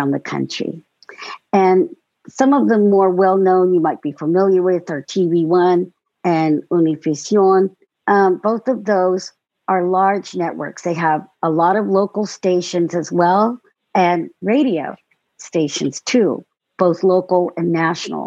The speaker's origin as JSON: {"language": "English", "town": "Long Beach", "region": "California", "country": "United States", "moved": "yes", "lives_now": "Sacramento, United States", "said": "I'm also from California, originally from Long Beach, but now I live in Northern California, in Sacramento"}